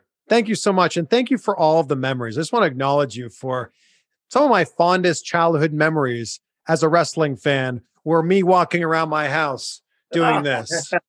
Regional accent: Toronto, Ontario, Canada; now in California, United States; That's where I'm from. I'm from Toronto.

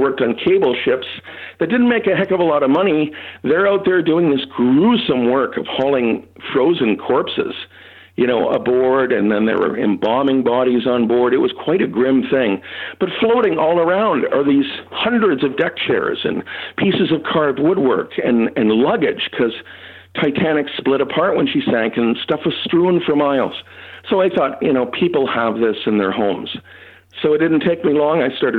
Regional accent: Toronto, Ontario, Canada; For years, growing up in Toronto, which is where I lived, there wasn't much that could be found.

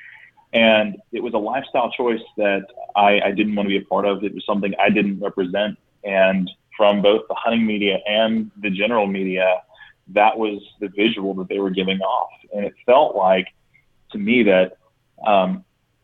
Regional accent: Texas, United States; growing up in Texas, where hunting on the whole is a pretty understood and accepted activity

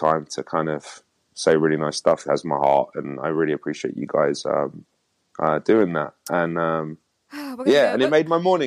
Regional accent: London, United Kingdom; moved away as an adult; I grew up in London.

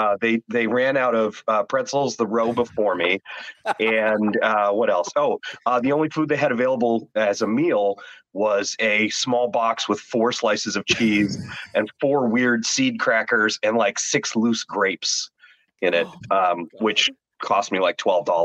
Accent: Toronto, Ontario, Canada; I'm from Toronto, but I was flying from Denver because I was at a Comic-Con in Denver

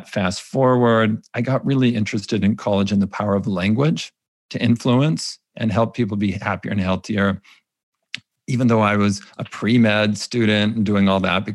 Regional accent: California, United States; I was raised Mormon in California

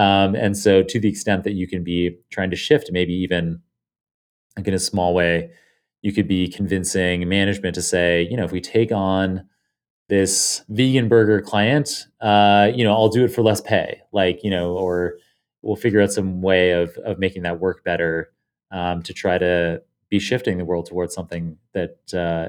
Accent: Canada; moved away as an adult; now in United States; I guess I'm allowed to vote in Canada.

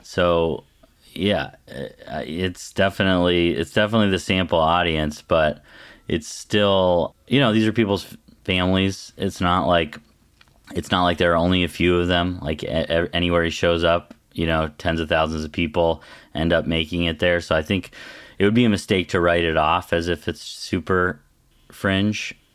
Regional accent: Western Colorado, United States; I, I grew up in Western Colorado in, like, a super conservative district.

